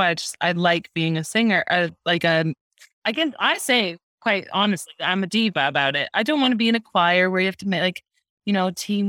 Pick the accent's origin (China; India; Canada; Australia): Canada; moved away; So I am from Canada, but I've lived here for just over 9 years.